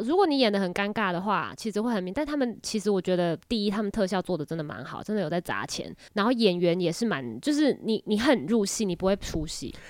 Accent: Taiwan; accent: Taiwanese accent; 习惯于像我们这种不是正统普通话的腔调，就是我们这种台湾腔

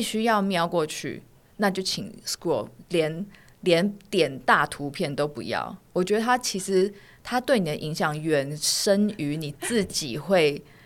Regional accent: Taiwan; moved away as an adult; also born or lived in London; 我在嗯哼。台湾完成我所有的义务教育跟大学，我才去到那边

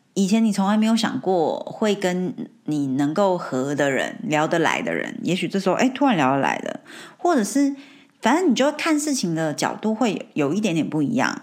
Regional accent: Taiwan; moved away as an adult; now in United Kingdom; 没有从小在台湾长大嘛

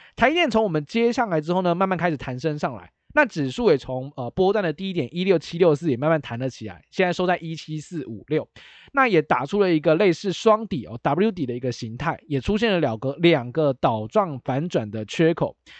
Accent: Taiwan; 我们是台湾人嘛

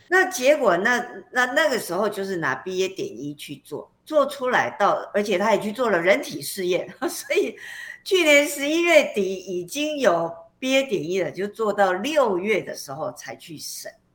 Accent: Taiwan; 我们台湾人

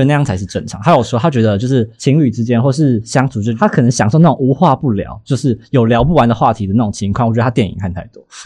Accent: Taiwan; 可能是我们是台湾人的关系吧

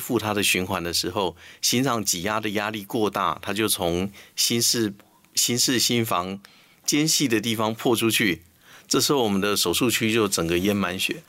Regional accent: Taiwan; 我们台湾话说他头香

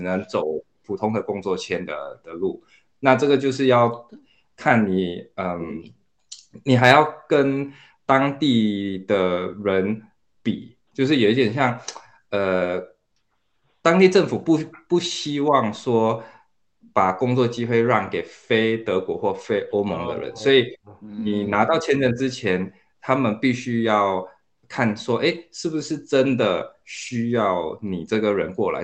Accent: Singapore; also born or lived in Taiwan; now in Berlin, Germany; 我其实来自新加坡，之前在台湾住了有五六年，现在人是住在德国嗯。啊，我在德国的柏林里，呃，在一间新创公司叫 Grover 里面当产品经理，呃，之前也是工程师

